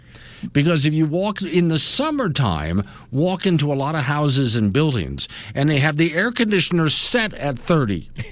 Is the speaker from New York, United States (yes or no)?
no; Florida, United States; moved away; also born or lived in Sanibel Island; I grew up in Florida